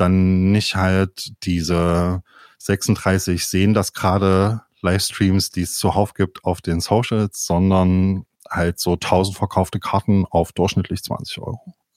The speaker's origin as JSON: {"language": "German", "town": "Leipzig", "region": "Saxony", "country": "Germany", "said": "ich komme ja aus Leipzig"}